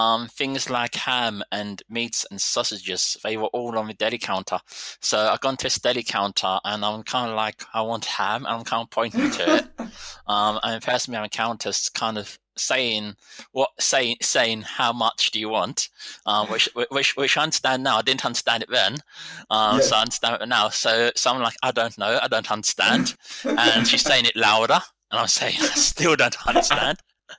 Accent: England, United Kingdom; And I think as English, we are just kind of like, we expect everyone to talk English.

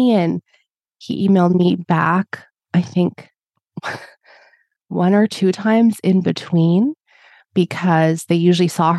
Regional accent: Edmonton, Alberta, Canada; I was born in Edmonton and was here for school

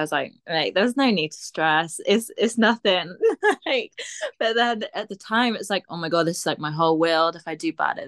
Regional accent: Aber, Wales, United Kingdom; I grew up in Abba, and the uni were just like, yeah, might as well, like, let you

